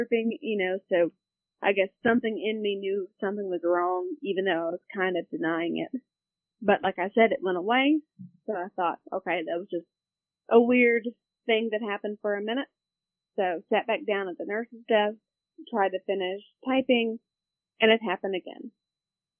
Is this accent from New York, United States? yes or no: no; Virginia Beach, Virginia, United States; moved away as an adult; now in Roanoke, United States; I grew up in the Virginia Beach area, but now live in Roanoke